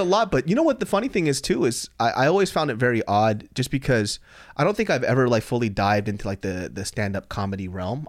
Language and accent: English; Sacramento, California, United States; I grew up in Sacramento, California